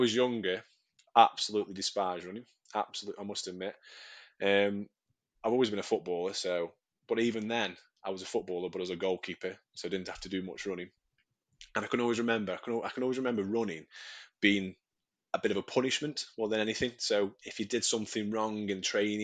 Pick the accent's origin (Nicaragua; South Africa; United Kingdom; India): United Kingdom; Stoke-on-Trent, West Midlands; I'm from Stoke-on-Trent, sunny Stoke-on-Trent